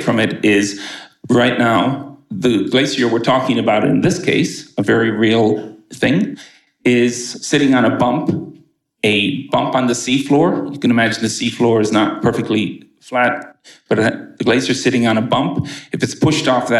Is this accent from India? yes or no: no; Canada; now in United States; I'm from Canada.